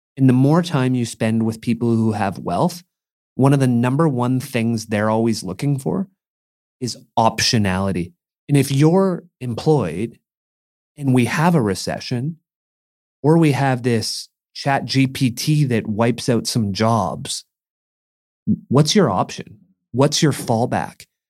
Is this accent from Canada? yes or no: yes; Mission, British Columbia, Canada; moved away; a kid growing up in Mission